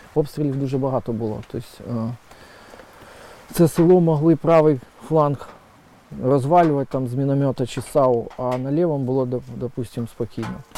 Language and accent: Ukrainian; Kyiv, Ukraine; я сам киянин, тому на Майдані я був майже кожного дня